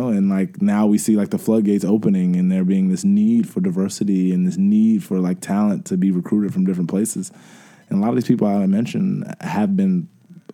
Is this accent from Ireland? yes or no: no; Atlanta, Georgia, United States; born or raised there; also born or lived in New York